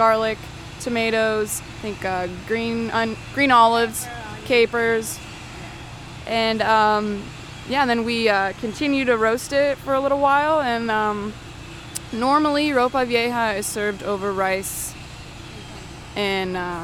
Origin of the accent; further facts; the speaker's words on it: Reynoldsburg, Ohio, United States; I grew up in Reynoldsburg